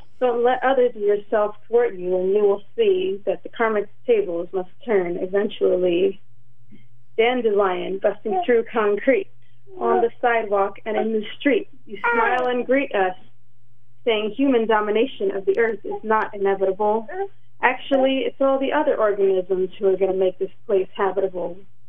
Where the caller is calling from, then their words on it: Philadelphia, Pennsylvania, United States; we're calling from Philly.